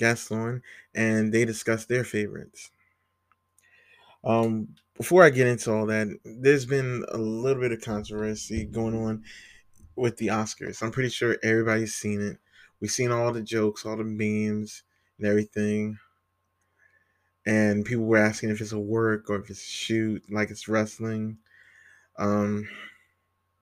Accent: Virginia, United States; I grew up in Virginia

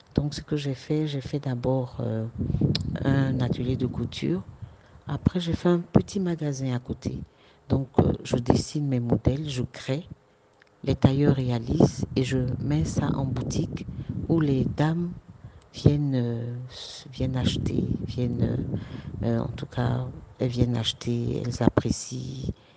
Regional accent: Côte d’Ivoire; de chez nous en Côte d'Ivoire

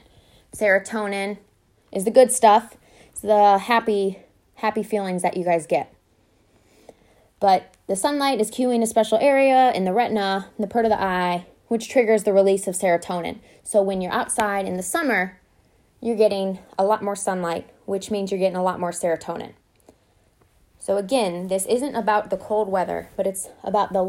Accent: Ohio, United States; now in North Carolina, United States; I'm from Ohio

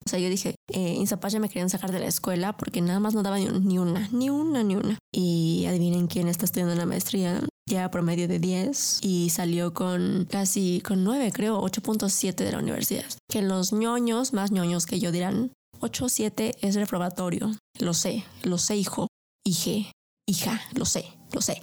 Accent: Mexico; primero soy mexicana

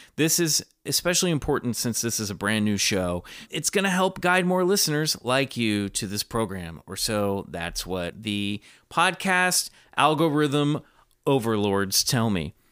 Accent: Kansas, United States; I grew up in Kansas

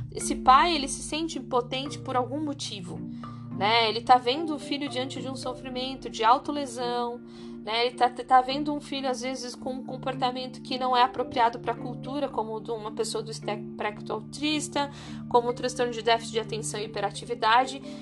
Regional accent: Brazil; Nós somos brasileiros

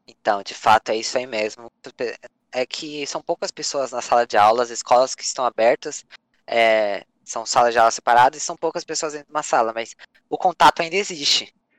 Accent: São Paulo, Brazil; eu nasci na zona norte de São Paulo, sou paulista.

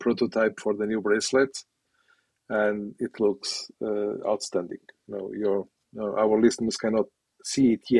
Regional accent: Portugal; now in United Kingdom; I am from Portugal originally.

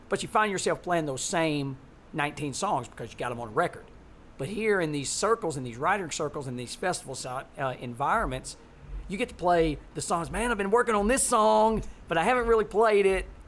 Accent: Muscle Shoals, Alabama, United States; we're from Muscle Shoals, Alabama

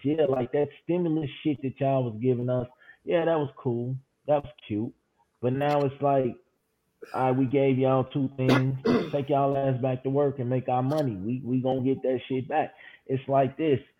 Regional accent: Chicago, Illinois, United States; I'm from Chicago

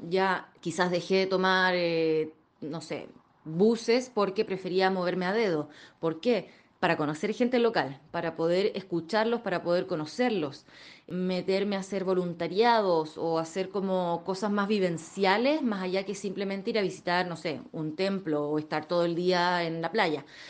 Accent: Chile; moved away as an adult

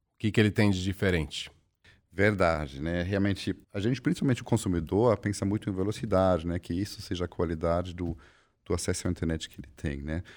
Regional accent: Germany; now in Brazil; sou alemão, formado em ciência da computação

